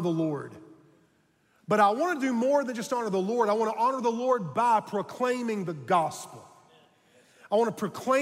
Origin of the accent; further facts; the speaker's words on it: Charleston, South Carolina, United States; I was born in Charleston